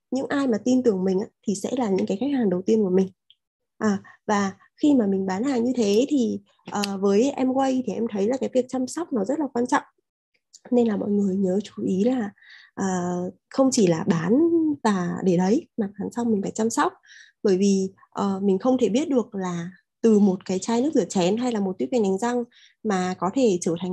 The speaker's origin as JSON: {"language": "Vietnamese", "region": "Da Nang", "country": "Vietnam", "said": "Mình đến từ Đà Nẵng, thị trường không cũ không mới của Amway"}